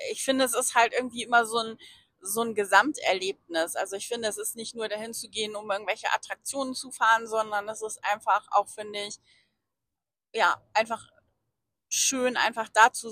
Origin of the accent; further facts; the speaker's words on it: Bielefeld, North Rhine-Westphalia, Germany; für mich als Bielefelder hab, war